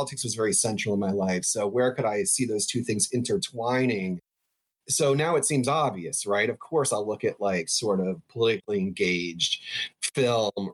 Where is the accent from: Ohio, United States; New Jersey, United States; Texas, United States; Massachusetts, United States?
New Jersey, United States; I grew up in New Jersey, right outside New York City.